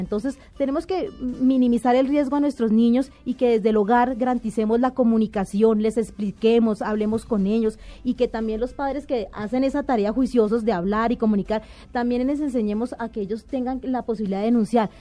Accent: Bogotá, Colombia; yo soy de Bogotá

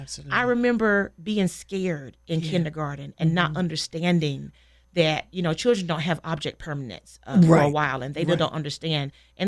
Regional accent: Saint Pauls, North Carolina, United States; I grew up in St. Paul's, North Carolina, very small town.

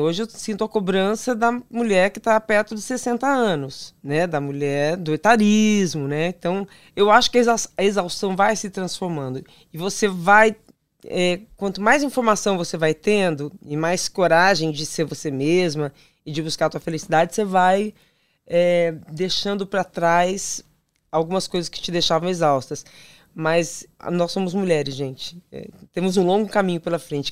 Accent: São Paulo, Brazil; sou de São Paulo, capital

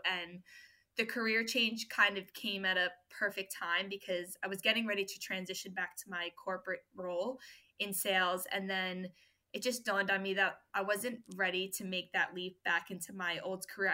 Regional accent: New York, United States; moved away as an adult; now in Australia; I'm from New York originally. I was born and raised there

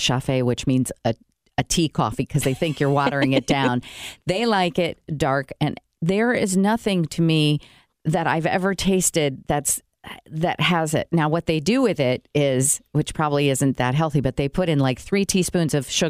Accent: Brazil; moved away; I grew up in Brazil

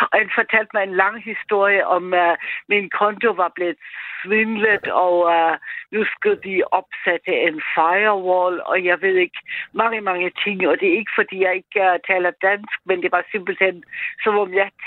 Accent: Austria; Danish is a second language; now in Denmark; jeg er ikke selv etnisk dansk, vi har snakket før sammen, Mads, og jeg er fra Østrig

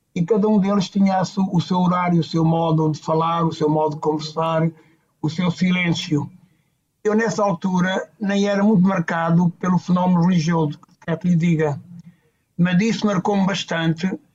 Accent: Tocha, Centro, Portugal; moved away as an adult; now in Mozambique; Eu nasci no Hospital Rubisco Paz, na Tocha, ali perto de Cantanhede, e vivi ali na creche algum tempo

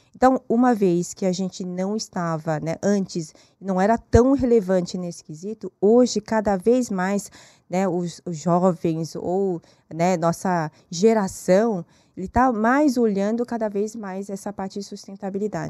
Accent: South Korea; Portuguese is a second language; now in Brazil; Eu nasci na Coreia.

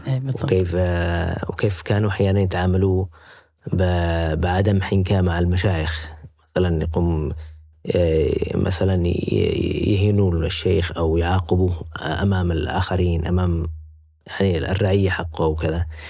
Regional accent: Yemen; now in Turkey; قلت له من اليمن

